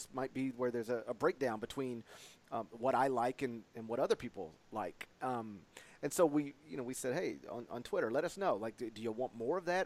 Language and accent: English; Mississippi, United States; my home state of Mississippi